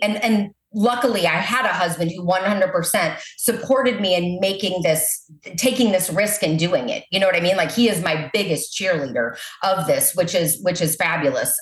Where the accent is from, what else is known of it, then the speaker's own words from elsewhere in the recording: Maryland Heights, Missouri, United States; also born or lived in Southern California; now in O'Fallon, United States; I grew up in Maryland Heights, Missouri.